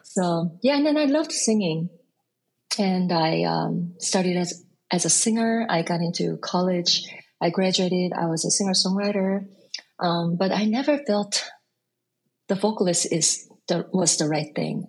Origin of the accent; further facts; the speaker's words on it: South Korea; English is a second language; moved away as an adult; also born or lived in Busan, South Korea / Seoul, South Korea / Boston, United States; now in Brooklyn, New York, United States; I was born in born in Busan, but I lived in Seoul, so both are my cities